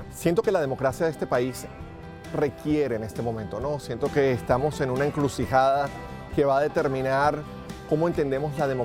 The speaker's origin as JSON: {"language": "Spanish", "country": "Venezuela", "moved": "as an adult", "lives_now": "Los Angeles, United States", "said": "yo soy de Venezuela, tengo más de 20 años viviendo acá en los Estados Unidos. California en particular, Los Ángeles"}